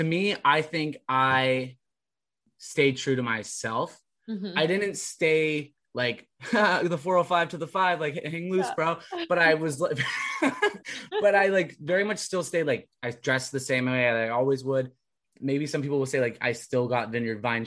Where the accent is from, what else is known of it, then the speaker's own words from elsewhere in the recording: Orange County, California, United States; moved away as an adult; also born or lived in Providence / Woburn; now in Somerville, United States; I loved my hometown, don't get me wrong, I loved growing up in Orange County